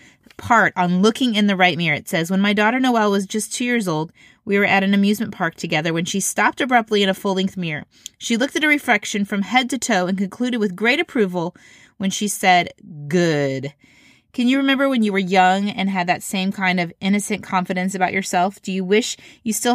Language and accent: English; Indiana, United States; I grew up in Indiana